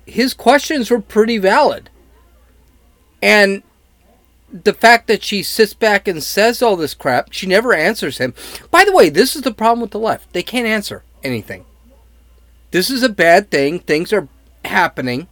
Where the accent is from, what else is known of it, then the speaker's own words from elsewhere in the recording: Chicago, Illinois, United States; I'm from Chicago